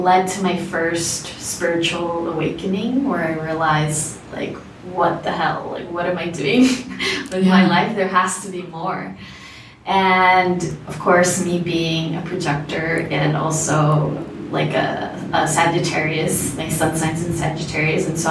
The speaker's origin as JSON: {"language": "English", "region": "South Florida", "country": "United States", "tie": "born or raised there", "also_born_or_lived": "Bogota, Colombia / Orlando, Florida", "lives_now": "Medellin, Colombia"}